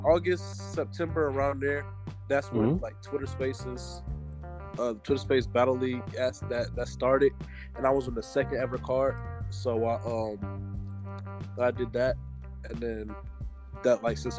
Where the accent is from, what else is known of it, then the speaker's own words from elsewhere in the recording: the Carolinas, United States; also born or lived in Fayetteville / Columbia / Charlotte / Harrisburg; Well, I grew up like all around the Carolinas. I was in Fayetteville, Columbia, Charlotte, Harrisburg.